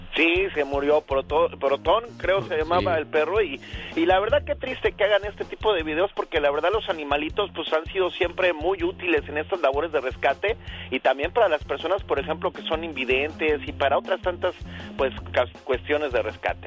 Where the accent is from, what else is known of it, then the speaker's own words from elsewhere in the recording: Mexico; que somos de México